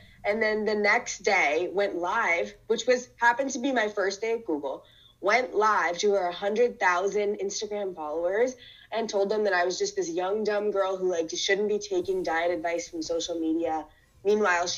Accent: Ferguson, Missouri, United States; I grew up in Ferguson

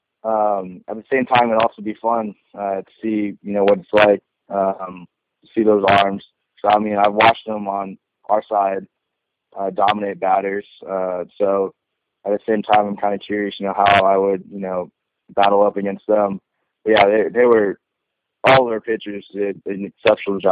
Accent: West Coast, United States; I'm from the West Coast

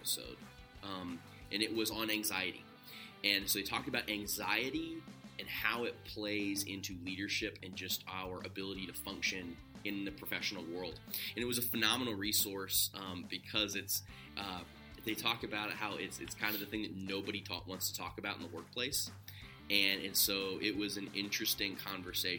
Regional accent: Ohio, United States; I'm from Ohio

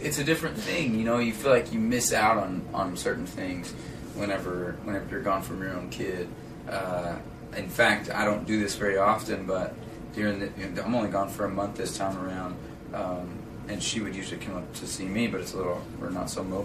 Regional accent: Arkansas, United States; I'm from Arkansas

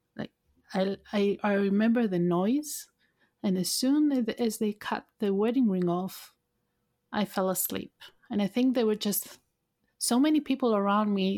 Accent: Thessaloniki, Central Macedonia, Greece; moved away; also born or lived in United Kingdom; my hometown, I lived in, uh, Thessaloniki, in north part of Greece

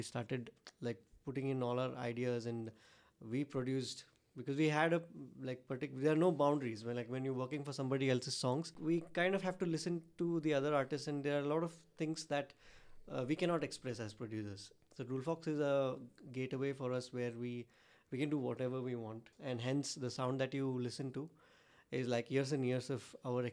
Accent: Dharwad, Karnataka, India; it started off as a studio in my hometown in Dharwad

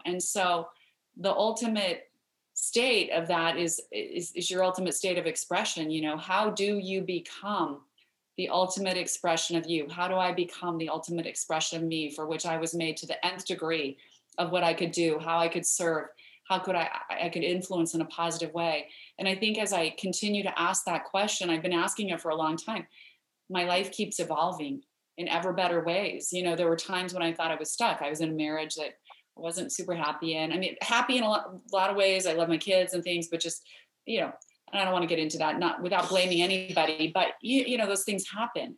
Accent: Idaho, United States; I grew up in Idaho where we have a lot of potatoes, but we don't have mangoes

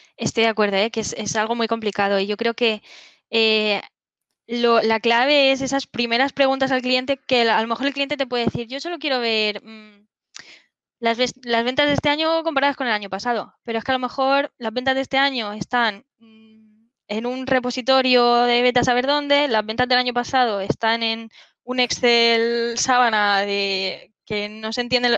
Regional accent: Alicante, Valencian Community, Spain; also born or lived in Barcelona; Yo soy de, Alicante, del Chalicante, bueno, que es una zona en el sureste de España

